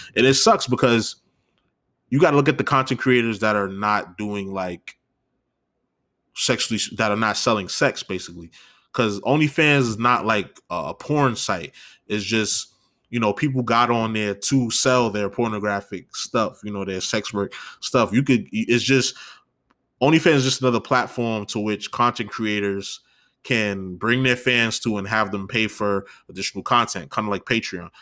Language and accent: English; New York, United States; as a New Yorker